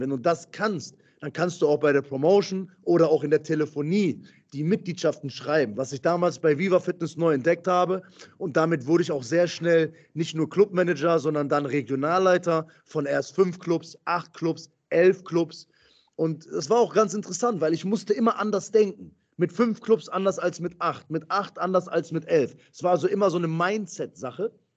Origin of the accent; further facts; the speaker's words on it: Essen, North Rhine-Westphalia, Germany; Ich komme aus Essen, komme aus dem Ruhrgebiet